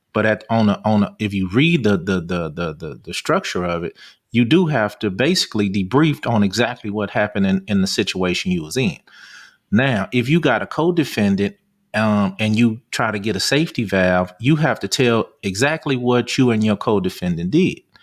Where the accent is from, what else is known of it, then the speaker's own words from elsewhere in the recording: Los Angeles, California, United States; we grew up in Venice